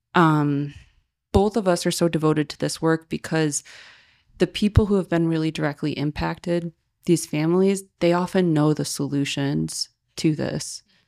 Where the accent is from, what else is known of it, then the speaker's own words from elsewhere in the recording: Joliet, Illinois, United States; I grew up in Joliet